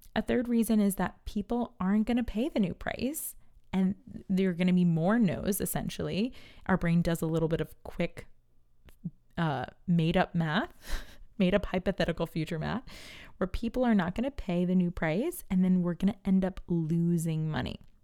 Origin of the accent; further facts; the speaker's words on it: New York, United States; I'm from New York, and we say you guys.